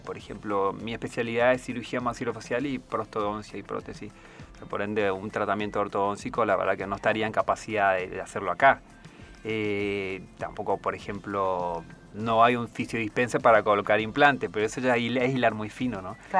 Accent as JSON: {"language": "Spanish", "town": "Puerto Esperanza", "region": "Misiones", "country": "Argentina", "tie": "born or raised there", "also_born_or_lived": "Corrientes / Antarctica", "moved": "as an adult", "said": "Soy oriundo de ahora una ciudad, sería Puerto Esperanza, en la provincia de Misiones"}